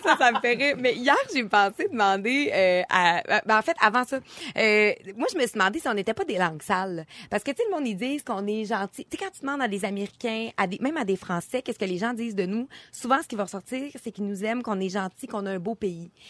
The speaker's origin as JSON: {"language": "French", "region": "Quebec", "country": "Canada"}